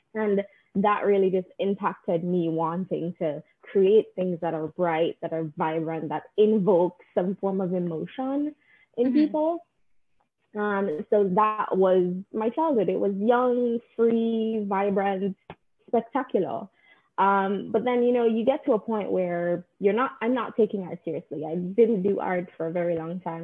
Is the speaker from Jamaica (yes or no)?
yes; Jamaica; now in United States; growing up in Jamaica